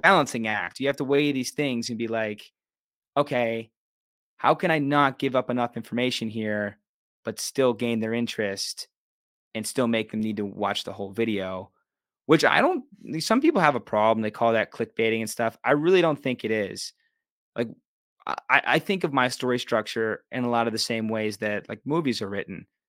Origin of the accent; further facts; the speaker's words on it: Pittsburgh, Pennsylvania, United States; moved away as an adult; also born or lived in Los Angeles; I just love Pittsburgh. This is my hometown.